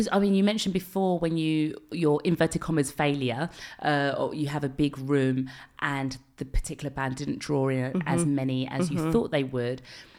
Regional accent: London, United Kingdom; Like I remember, I'm from London. Yeah. I know … from the garage days.

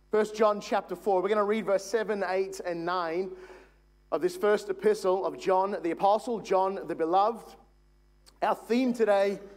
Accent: Logan, Queensland, Australia; I am a housing commission single parent home Logan kid all my life.

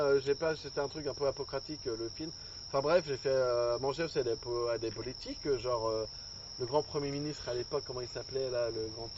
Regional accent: Angoulême, Nouvelle-Aquitaine, France; moved away as an adult; now in Japan; je suis d'Angoulême à la base

